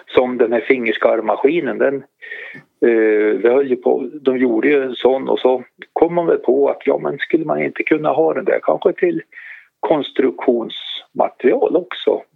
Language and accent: Swedish; Hälsingland, Gävleborg County, Sweden; also born or lived in Arbro / Hudiksvall; Vi är ju hälsingar